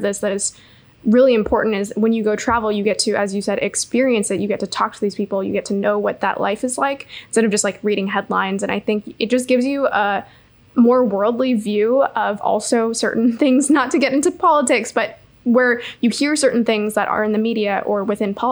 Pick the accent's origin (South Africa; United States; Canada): Canada; I grew up camping in Canada